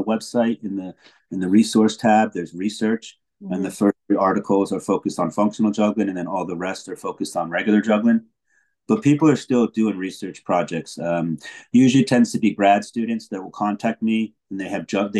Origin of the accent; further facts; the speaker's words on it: Plainfield, United States; moved away; I was born in Plainfield.